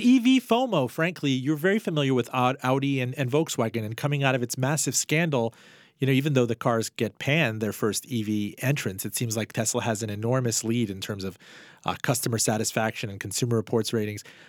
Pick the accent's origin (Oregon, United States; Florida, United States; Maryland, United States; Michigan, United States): Florida, United States; Miami; my hometown in Miami